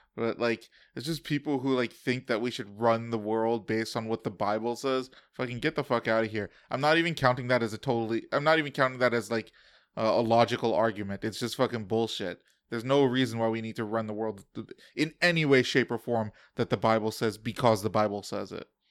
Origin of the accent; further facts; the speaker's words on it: United States; As an American